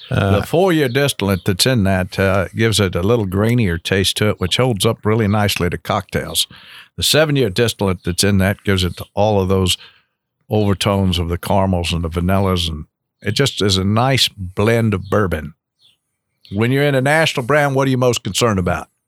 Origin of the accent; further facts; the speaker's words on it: Louisville, Kentucky, United States; also born or lived in Lexington, Kentucky; born and raised in Louisville. I, I went to St. Raphael and St. X. Uh, Catholic raised and background, and uh, lived in the Highlands all my life.